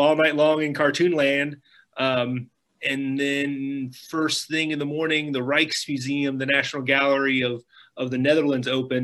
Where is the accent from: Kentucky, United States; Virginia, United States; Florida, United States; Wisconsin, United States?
Kentucky, United States; Lebanon; now in Louisville, United States; I'm from Lebanon, Kentucky in Marion County